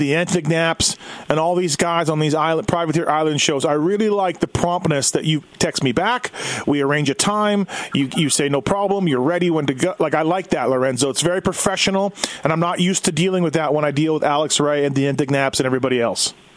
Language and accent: English; Canada; I'm Canadian